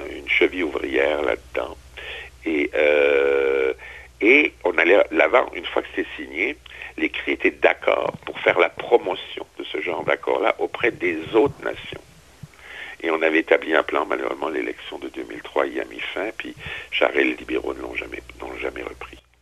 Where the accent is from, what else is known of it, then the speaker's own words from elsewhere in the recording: Strasbourg, Grand Est, France; moved away; also born or lived in Quebec; Strasbourg, qui est ma, ma ville d'origine, ma ville natale